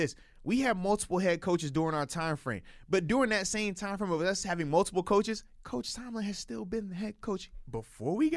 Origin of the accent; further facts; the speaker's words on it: Virginia, United States; Growing up in Virginia, we had hurricanes, tropical storms